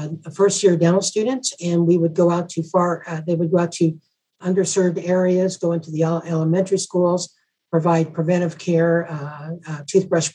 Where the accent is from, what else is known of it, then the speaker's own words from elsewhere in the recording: Southern California, United States; moved away as an adult; also born or lived in Valencia, California; now in Kentucky, United States; I'm originally from Southern California